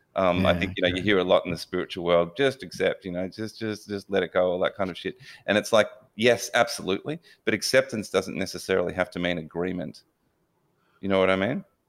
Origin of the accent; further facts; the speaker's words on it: Melbourne, Victoria, Australia; Yeah, I was born in Melbourne and pretty stock standard um, suburban Melbourne boy.